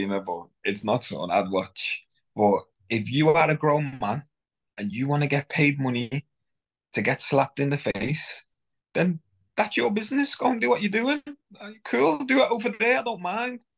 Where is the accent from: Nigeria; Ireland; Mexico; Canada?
Nigeria; I'm Nigerian